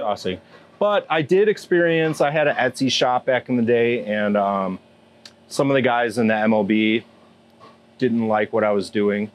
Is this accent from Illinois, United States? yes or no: yes; Round Lake, Illinois, United States; also born or lived in Chicago; I grew up right down the road in Round Lake.